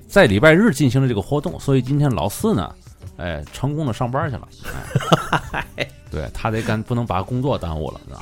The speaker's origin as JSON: {"language": "Chinese", "region": "Tianjin", "country": "China", "said": "咱们天津人"}